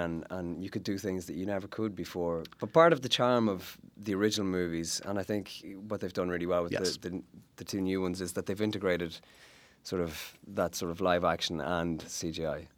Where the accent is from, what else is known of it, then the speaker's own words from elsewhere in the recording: Ireland; as an Irish uh, actor and sort of growing up in Ireland